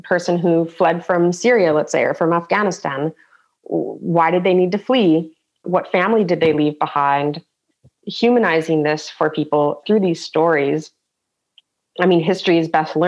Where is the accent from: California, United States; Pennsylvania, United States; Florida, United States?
California, United States; San Diego; now in Germany; as an American coming from this multi-culti, like a melting pot of San Diego, where we had people from China, India, Mexico